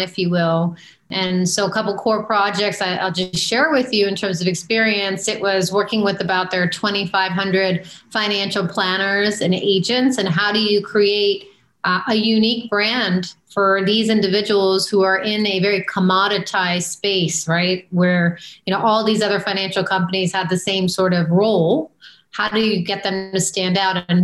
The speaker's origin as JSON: {"language": "English", "region": "Maryland", "country": "United States", "tie": "born or raised there", "moved": "as an adult", "said": "I grew up in Maryland outside of Washington, D.C."}